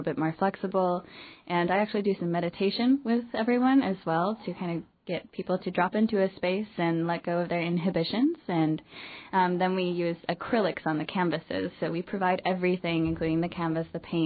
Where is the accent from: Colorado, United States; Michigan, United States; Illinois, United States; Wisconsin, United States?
Wisconsin, United States; now in Los Angeles, United States; I grew up in Wisconsin, and I currently live in Los Angeles, California.